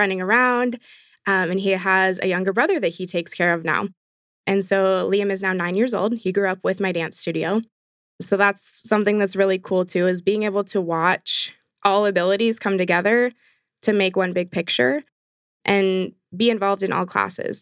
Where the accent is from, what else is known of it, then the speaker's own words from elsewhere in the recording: San Jose, California, United States; moved away; I'm actually from San Jose, California originally